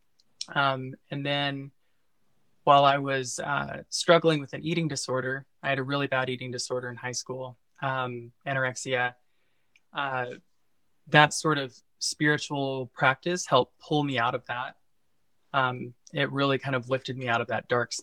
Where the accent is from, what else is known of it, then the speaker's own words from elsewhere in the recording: Missouri, United States; I'm originally from Missouri, and I was raised in a very like conservative Bible Belt area in the Midwest